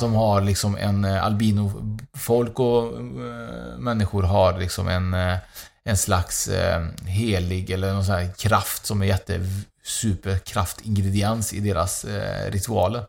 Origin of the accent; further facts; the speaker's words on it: Uruguay; now in Sweden; mitt hemland Uruguay